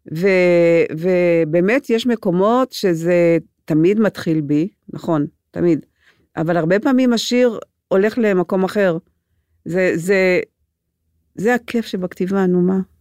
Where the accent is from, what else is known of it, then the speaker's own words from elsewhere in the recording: Gedera, Central District, Israel; Hebrew is a second language; also born or lived in Transylvania, Romania; אני גדלתי בגדרה